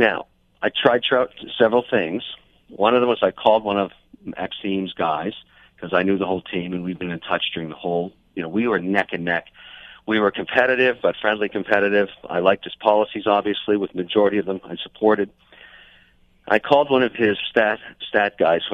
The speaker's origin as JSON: {"language": "English", "town": "Montreal", "region": "Quebec", "country": "Canada", "tie": "born or raised there", "said": "I was born in Montreal"}